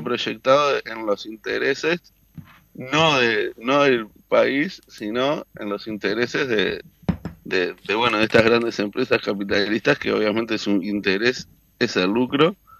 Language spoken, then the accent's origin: Spanish; Canelones, Uruguay; soy del departamento de Canelones